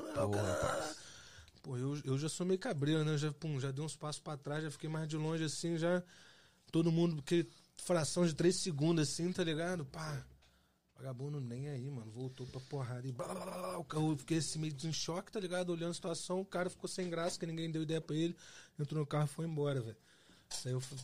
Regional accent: Volta Redonda, Rio de Janeiro, Brazil; moved away as an adult; also born or lived in Las Vegas; now in United States; eu sou nascido e criado em Volta Redonda, que é interior do estado do Rio de Janeiro.

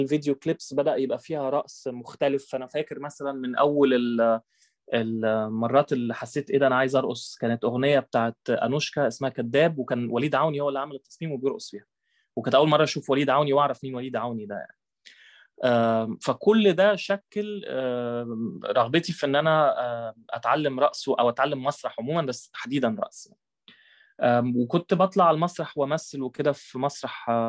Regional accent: Egypt; انا كبرت في آه، في مصر

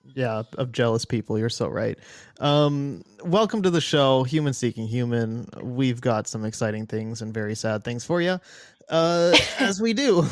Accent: Midwest, United States; also born or lived in Los Angeles

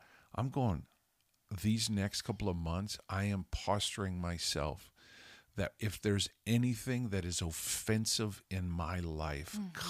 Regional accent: Canada; also born or lived in Zimbabwe; I was born and raised in Canada. We've lived in Holland. We've lived in Budapest, Hungary. When I was a kid, I lived with my family in Africa.

